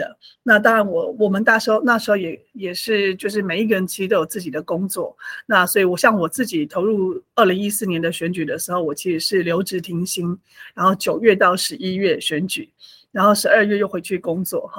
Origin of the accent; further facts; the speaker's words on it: Hualien, Hualien County, Taiwan; also born or lived in Taipei; 我是呃花莲土生土长的花莲人，在地花莲人。然后我过去就是呃，包含我的国小、国中、高中啊，以及大学，甚至研究所，其实都在花莲。